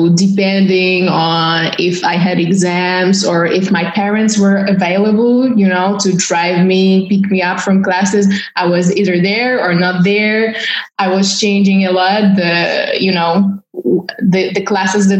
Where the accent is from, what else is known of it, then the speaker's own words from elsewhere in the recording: Warsaw, Masovian Voivodeship, Poland; English is a second language; moved away as an adult; now in Paris, France; born and raised in Warsaw